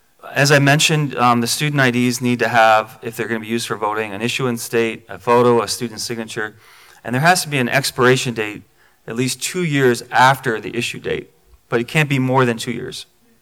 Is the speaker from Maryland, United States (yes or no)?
yes; Maryland, United States; This is close to my heart because I'm from Maryland.